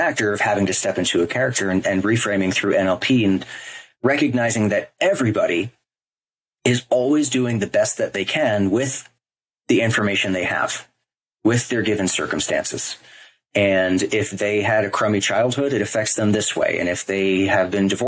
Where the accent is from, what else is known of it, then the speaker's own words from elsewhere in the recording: New York, United States; moved away as an adult; now in Los Angeles, United States; I'm from New York. I'm born and bred and raised there